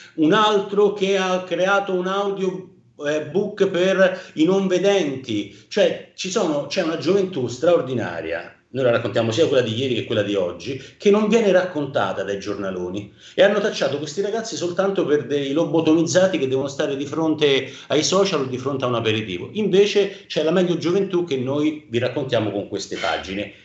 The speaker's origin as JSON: {"language": "Italian", "town": "Rome", "region": "Lazio", "country": "Italy", "accent": "Roman", "said": "Io da romano"}